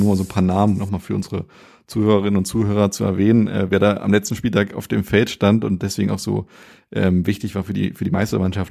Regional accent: Germany; also born or lived in America; wir als Deutsche

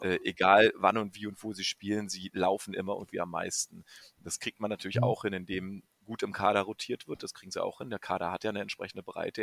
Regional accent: Brandenburg, Germany; ich komme aus Brandenburg

